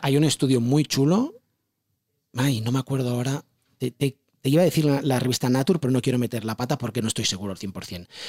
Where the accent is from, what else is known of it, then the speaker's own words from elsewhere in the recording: Barcelona, Catalonia, Spain; yo vengo de un barrio de Barcelona del Guinardó